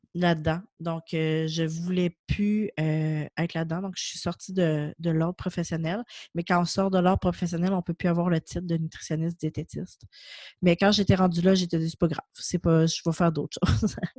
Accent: Quebec City, Quebec, Canada; moi je viens de Québec, je suis à Québec

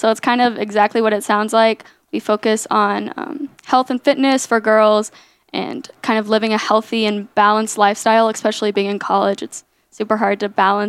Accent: Katy, Texas, United States; moved away as an adult; now in Lubbock, United States; I'm from Katy, Texas, which is near Houston

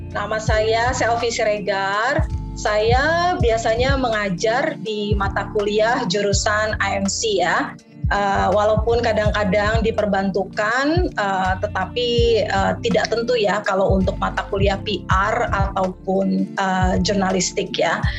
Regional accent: Jakarta, Indonesia; accent: Betawi; Eh, menikah dan saya lahir dan dibesarkan di Jakarta. Jadi kalau saya lagi berbicara bahasa Indonesia, uh, aksen saya

